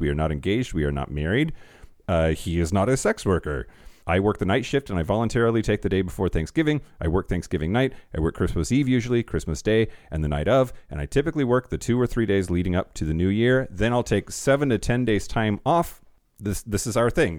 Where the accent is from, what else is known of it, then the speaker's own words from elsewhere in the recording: United States; accent: American; if you can't tell by my accent, y'all, I'm an American